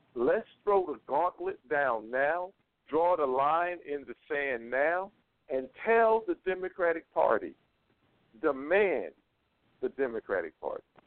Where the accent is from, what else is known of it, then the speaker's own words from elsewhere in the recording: North Carolina, United States; North Carolina, just that's my home state